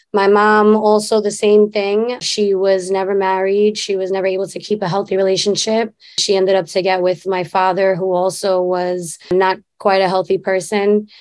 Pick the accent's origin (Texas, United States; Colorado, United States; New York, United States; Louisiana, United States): New York, United States; New York City; we grew up in Queensbridge